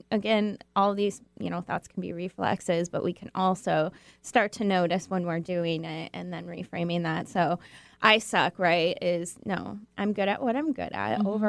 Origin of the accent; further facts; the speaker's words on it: Michigan, United States; now in Seattle, United States; Well, I'm from Michigan, so.